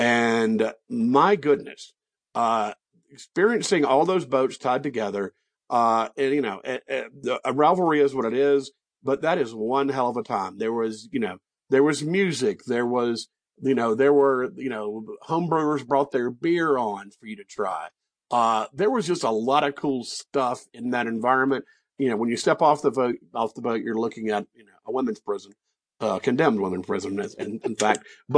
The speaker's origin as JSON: {"language": "English", "town": "Mobile", "region": "Alabama", "country": "United States", "tie": "born or raised there", "also_born_or_lived": "Guatemala / Tuscaloosa, Alabama / Oxford, Mississippi", "moved": "as an adult", "lives_now": "Santa Fe, United States", "said": "my hometown of Mobile, Alabama."}